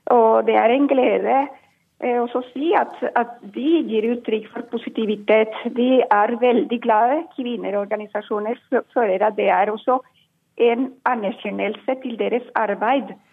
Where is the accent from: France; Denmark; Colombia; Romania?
Colombia; now in Norway; jeg vokste opp i Colombia